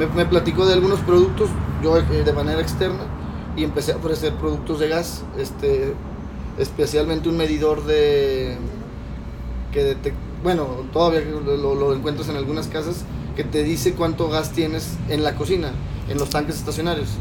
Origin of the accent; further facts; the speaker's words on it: Mexico; como mexicano